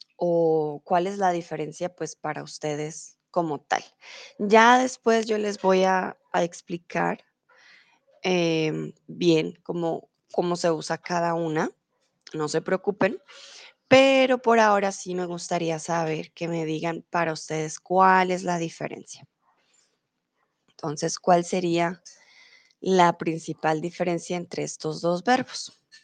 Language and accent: Spanish; Colombia; now in Germany; soy de Colombia, vivo comúnmente en Alemania, pero ahora estoy en México